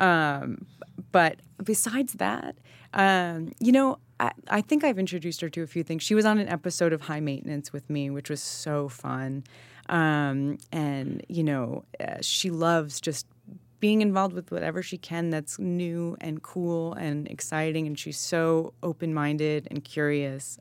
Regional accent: Shelter Island, New York, United States; I grew up on Shelter Island

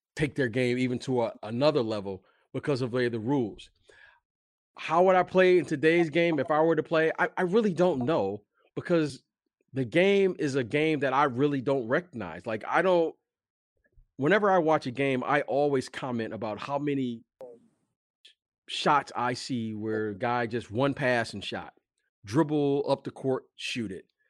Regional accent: Detroit, Michigan, United States; moved away; also born or lived in Chicago; I am from Detroit. I did live in Chicago for many years

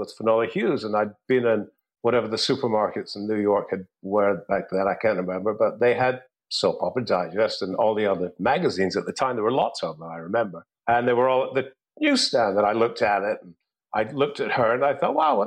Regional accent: Scotland, United Kingdom; moved away; also born or lived in England

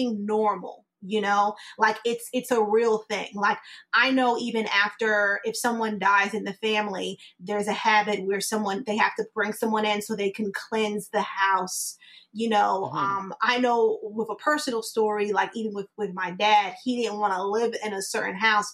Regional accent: New York, United States; now in Tampa, United States; I'm in Tampa now. but I'm originally like from New York

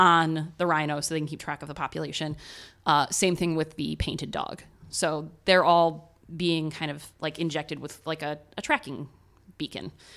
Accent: Ohio, United States; accent: American Ohio; my American Ohio accent

